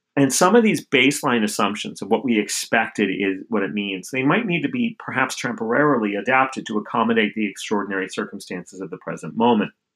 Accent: outside of Albuquerque, New Mexico, United States; my hometown outside of Albuquerque, New Mexico.

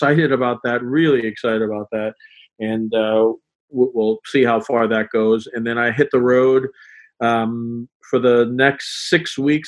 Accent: New York, United States; moved away as an adult; now in Boston, United States; I grew up in New York and came up here for college and basically have never left

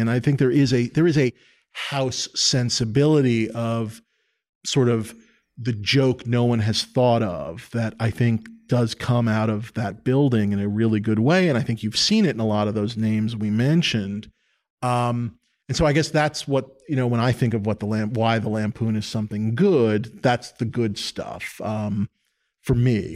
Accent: New York City, New York, United States; I grew up in New York City. I grew up on, uh, the Upper West Side, seventieth and West End

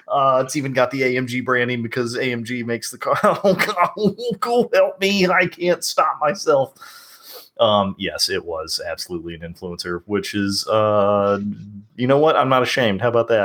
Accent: the South, United States; accent: Southern; as you may be able to tell by my accent, I'm from the South

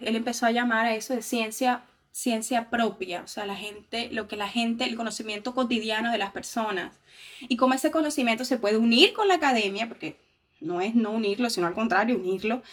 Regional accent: Montería, Córdoba, Colombia; moved away as an adult; now in Brazil; yo soy de Montería, que es una ciudad que queda al norte de Colombia

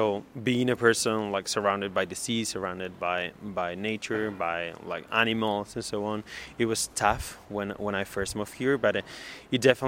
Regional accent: Galicia, Spain; also born or lived in Germany; now in Madrid, Spain; I grew up in Galicia.

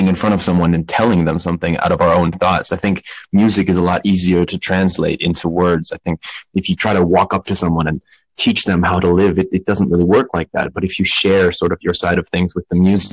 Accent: New York, United States; now in Switzerland; I was born in New York, but I actually live in Switzerland.

